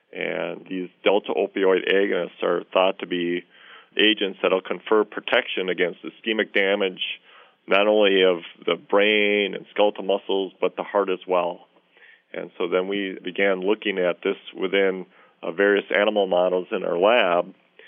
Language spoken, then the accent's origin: English; Minnesota, United States; But being a Minnesotan, you know, and loving the outdoors, I jumped at the opportunity for this.